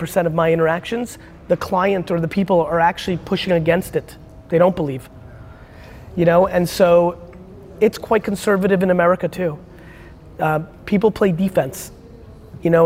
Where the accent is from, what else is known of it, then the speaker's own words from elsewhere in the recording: United States; being American